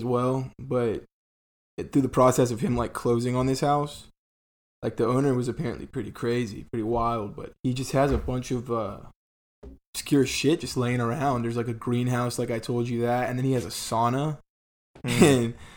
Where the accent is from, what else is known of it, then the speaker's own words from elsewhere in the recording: Columbia, South Carolina, United States; moved away as an adult; now in Georgia, United States; I'm from Colombia